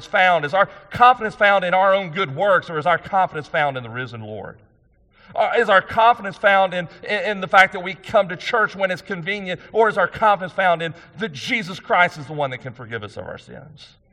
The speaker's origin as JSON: {"language": "English", "country": "United States", "said": "I'm a conservative American"}